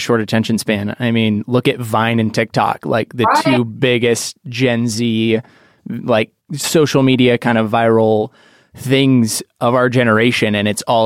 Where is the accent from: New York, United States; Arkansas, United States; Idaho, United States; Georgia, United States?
Idaho, United States; I'm from Idaho